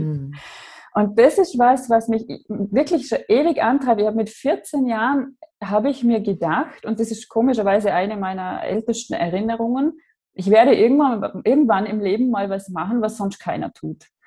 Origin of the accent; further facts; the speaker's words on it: Austria; Ich komme aus Österreich, wie man hört